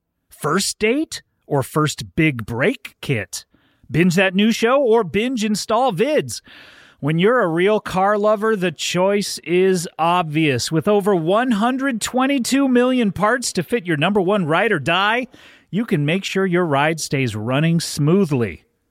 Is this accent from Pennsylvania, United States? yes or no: no; Bronx, New York, United States; I'm from the Bronx.